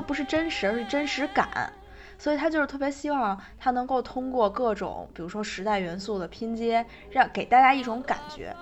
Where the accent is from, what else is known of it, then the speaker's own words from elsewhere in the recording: Inner Mongolia, China; moved away; 我的老家是在内蒙的一个小县城嗯。而且是在蒙，蒙西，其实是非常靠近山西的